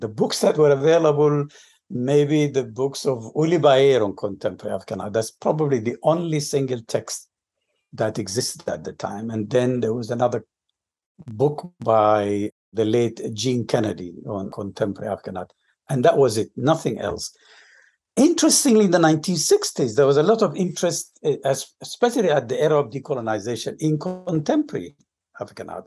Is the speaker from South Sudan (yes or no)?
yes; Juba, South Sudan; moved away as an adult; also born or lived in Khartoum, Sudan / Omdurman, Sudan / Philadelphia, United States / Ithaca, United States; now in United States; I'm originally from Sudan. Uh, I grew up in a city that is now part of the southern Sudan after the split. It's called Juba. That's where I was born and then moved north, and I studied in Khartoum